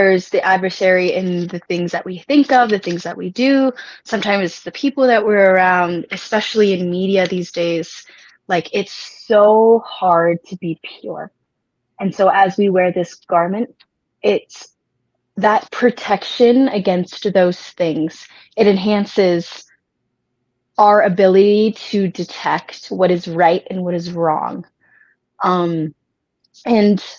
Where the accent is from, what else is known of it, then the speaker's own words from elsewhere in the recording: Washington, United States; moved away; I'm originally from Washington State